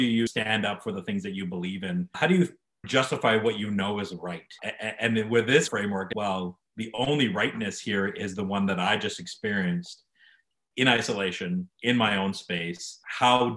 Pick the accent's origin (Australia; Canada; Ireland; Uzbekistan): Canada; Calgary, Alberta; I'm born and raised Calgarian. This place is home for me